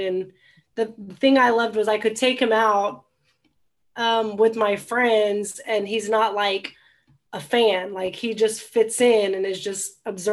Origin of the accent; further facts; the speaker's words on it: Austin, Texas, United States; I was born and raised in Austin